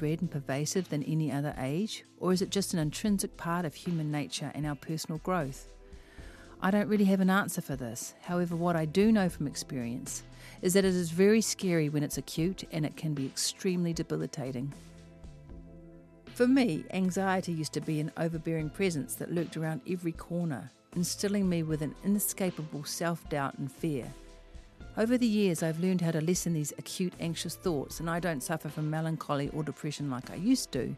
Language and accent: English; Auckland, New Zealand; I am from West Auckland